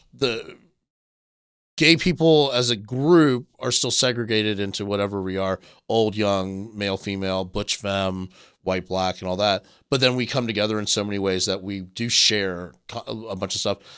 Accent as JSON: {"language": "English", "town": "Myrtle Beach", "region": "South Carolina", "country": "United States", "tie": "born or raised there", "said": "the one gay bar in the town where I grew up in Myrtle Beach"}